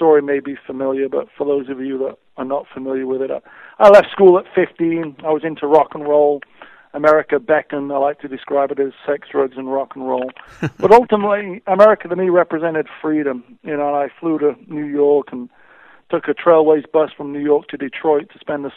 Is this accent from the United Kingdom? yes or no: yes; Sheffield, Yorkshire and the Humber, United Kingdom; moved away; I grew up in Sheffield.